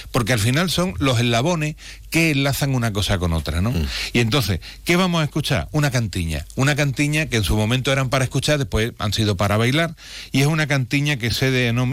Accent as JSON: {"language": "Spanish", "town": "Jerez de la Frontera", "region": "Andalusia", "country": "Spain", "said": "lo que decimos aquí en Jerez, porque en CAI no dicen CAI, dicen CAI."}